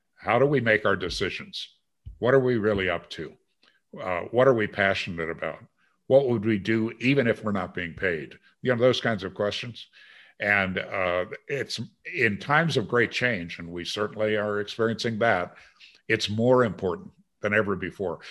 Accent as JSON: {"language": "English", "town": "Green Bay", "region": "Wisconsin", "country": "United States", "tie": "born or raised there", "also_born_or_lived": "China", "said": "growing up in Green Bay, Wisconsin"}